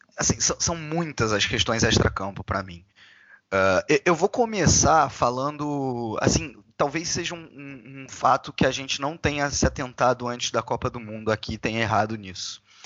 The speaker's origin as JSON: {"language": "Portuguese", "country": "Brazil", "said": "sendo brasileiro"}